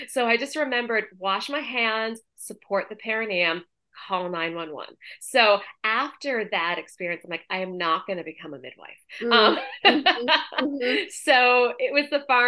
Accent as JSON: {"language": "English", "area": "outside of Boston", "region": "Massachusetts", "country": "United States", "tie": "born or raised there", "also_born_or_lived": "New York", "moved": "as an adult", "said": "I grew up in outside of Boston. I went to school in Boston and New York, and then I lived in New York."}